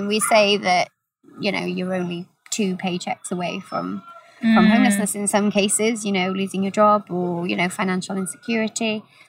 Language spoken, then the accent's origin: English; Gilwern, near Abergavenny, Wales, United Kingdom; now in Cardiff, United Kingdom; So I'm originally from a little town called, well, a village, actually, called Gilwyn, which is about an hour away from here, outside of a town called Abergavenny